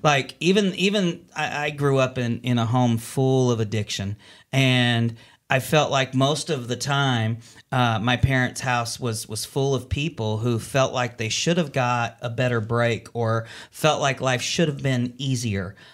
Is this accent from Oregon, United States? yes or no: no; California, United States; now in Northwest Arkansas, United States; I grew up in California